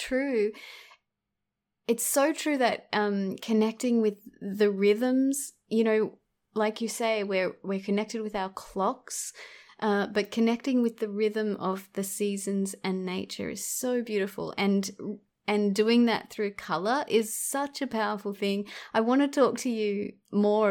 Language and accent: English; Australia; born and raised in Australia